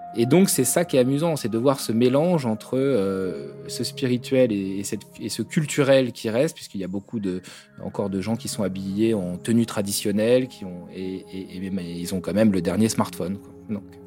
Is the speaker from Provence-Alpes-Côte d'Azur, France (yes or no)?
no; Brittany, France; now in Kathmandu, Nepal; je suis breton